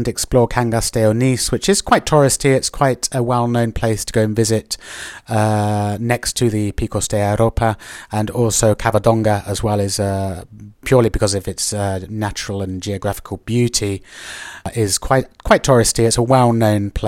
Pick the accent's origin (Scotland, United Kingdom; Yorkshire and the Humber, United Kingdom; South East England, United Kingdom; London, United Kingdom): South East England, United Kingdom; Oxford; now in Madrid, Spain; where I'm from, Oxford, and it is kind of on a much smaller scale, but you know, I'm from Oxford